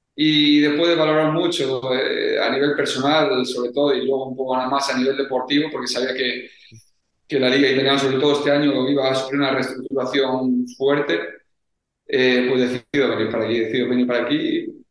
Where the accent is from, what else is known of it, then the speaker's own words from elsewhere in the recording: Spain; moved away as an adult; now in Italy; Somos jugadores eh, españoles